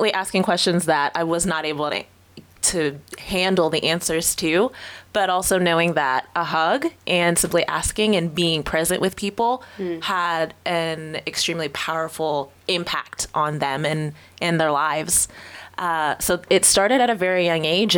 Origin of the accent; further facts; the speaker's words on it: New Jersey, United States; moved away as an adult; also born or lived in Pittsburgh / Texas; I was born and raised in New Jersey, spent the first 18 years of my life there